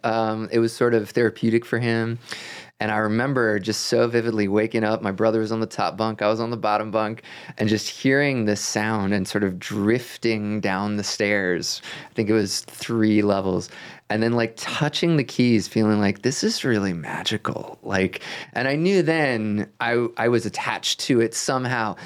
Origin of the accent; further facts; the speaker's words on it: Rockville, Maryland, United States; I grew up outside of Washington, D C